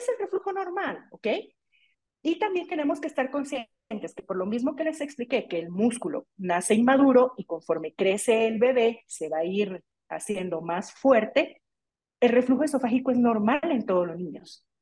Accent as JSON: {"language": "Spanish", "country": "Guatemala", "said": "aquí en mi país, en Guatemala"}